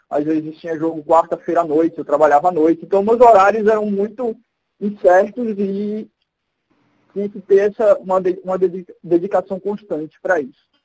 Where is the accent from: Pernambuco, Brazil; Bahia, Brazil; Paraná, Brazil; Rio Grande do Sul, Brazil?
Pernambuco, Brazil; Recife; now in São Paulo, Brazil; tenho 31 anos, né? sou de Recife, apesar de não ter muito sotaque, mas eu sou de Recife, moro aqui em São Paulo, estou morando aqui há uns dois anos e meio.